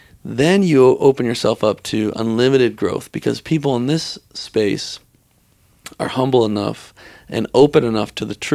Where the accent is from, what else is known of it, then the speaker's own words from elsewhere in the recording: Texas, United States; I grew up Christian. I grew up in Texas, but I moved to Colorado.